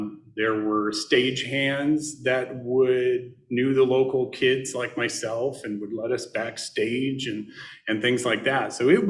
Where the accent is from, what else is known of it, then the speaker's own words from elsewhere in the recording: Northwest Indiana, United States; I was born in Indiana. I was born in Northwest Indiana, which some people don't consider a part of Indiana, since it is on the central time zone. So we get all of Chicago radio and television and things of that nature.